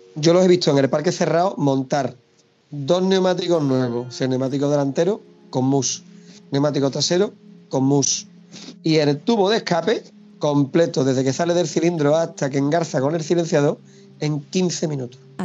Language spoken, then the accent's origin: Spanish; Pilas, Andalusia, Spain; also born or lived in Almonte, Huelva; now in Hinojos, Spain; yo, al nacido en Pilazo soy